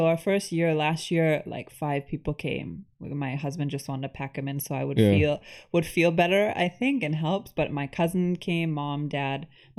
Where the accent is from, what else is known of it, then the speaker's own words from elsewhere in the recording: Buffalo, New York, United States; now in Canada; So I grew up in Buffalo, New York.